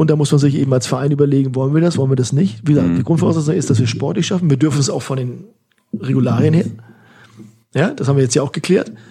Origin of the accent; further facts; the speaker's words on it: Hamburg, Germany; Teutonia, Ottensen, meine alte Heimat.